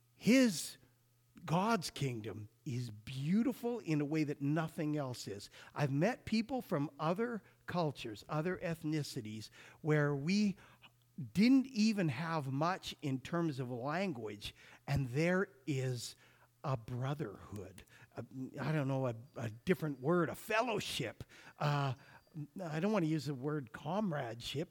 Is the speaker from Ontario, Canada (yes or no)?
no; Alberta, Canada; growing up in Alberta